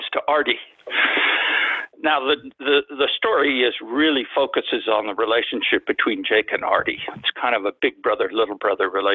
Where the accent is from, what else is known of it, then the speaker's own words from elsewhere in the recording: near the Rio Grande, Texas, United States; I grew up on the Mexican border. I was about a few blocks from the Rio Grande River.